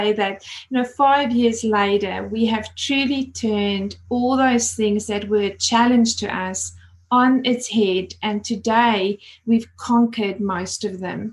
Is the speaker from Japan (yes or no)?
no; South Africa; moved away as an adult; now in Australia; As you can hear my accent, I moved over from South Africa about 20 years ago and absolutely love living here in Australia.